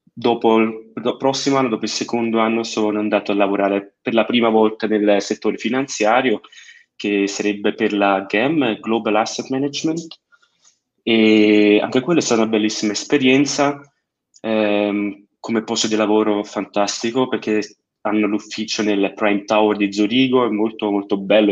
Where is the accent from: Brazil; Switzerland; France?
Switzerland; io sono nato e cresciuto in Svizzera, però uh-huh. sono italiano in uh, tutti i sensi del, eh, del modo, eh, genitori italiani e tutto, però nato e cresciuto in Svizzera.